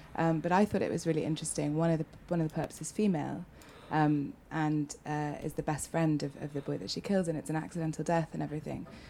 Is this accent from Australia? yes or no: no; United Kingdom; as a Brit